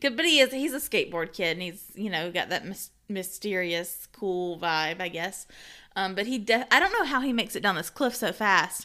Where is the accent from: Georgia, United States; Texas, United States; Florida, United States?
Georgia, United States; we're from Georgia